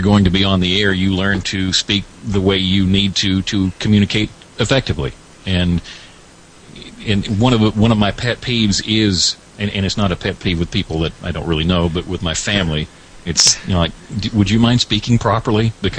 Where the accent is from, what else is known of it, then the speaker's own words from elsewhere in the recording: Alabama, United States; But I am from Alabama, have been here all my life.